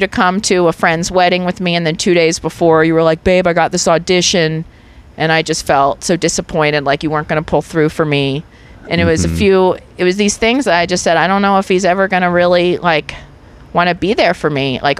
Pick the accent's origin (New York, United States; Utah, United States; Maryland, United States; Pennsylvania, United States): New York, United States; I'm from New York. Are you kidding me? It's like half the people of New York.